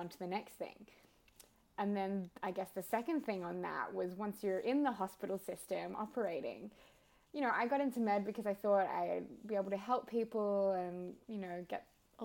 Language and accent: English; Victoria, Australia; moved away as an adult; also born or lived in Sydney; I moved interstate, so I grew up in Victoria and then went to Sydney for med school.